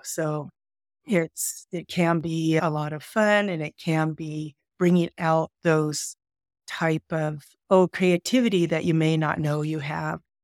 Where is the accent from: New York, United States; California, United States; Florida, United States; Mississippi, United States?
California, United States; I grew up in California.